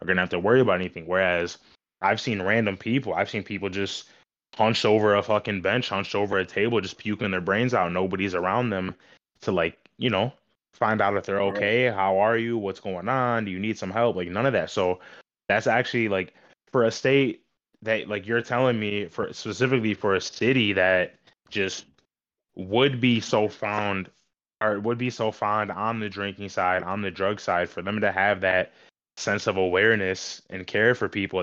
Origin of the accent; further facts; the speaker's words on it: Michigan, United States; It's something about Michigan that keeps people satisfied, I guess I could say. And I just love knowing that, you know, it's my hometown